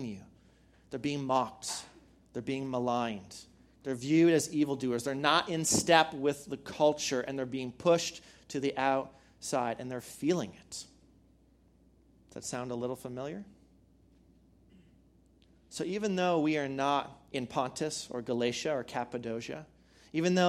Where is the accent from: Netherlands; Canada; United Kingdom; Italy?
Canada; now in Madison, United States; I was born and raised in Canada